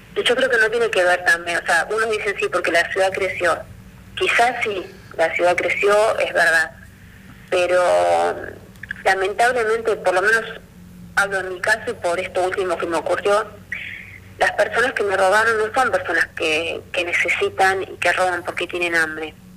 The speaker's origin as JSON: {"language": "Spanish", "region": "Buenos Aires", "country": "Argentina", "moved": "as an adult", "lives_now": "Río Gallegos, Argentina", "said": "yo soy de Buenos Aires y me vine a vivir a Río Gallegos."}